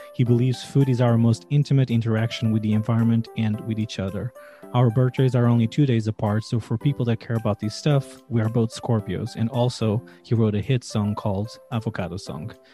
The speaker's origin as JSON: {"language": "English", "country": "Portugal", "said": "I come from Portugal"}